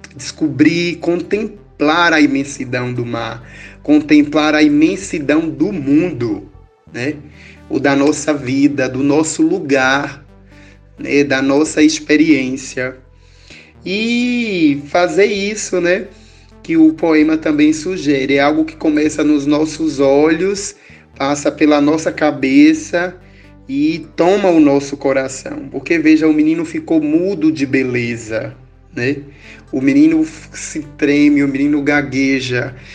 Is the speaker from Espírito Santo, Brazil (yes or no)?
no; Tucano, Bahia, Brazil; eu sou daqui do sertão de Tucano, né? Daqui dessa cidade baiana.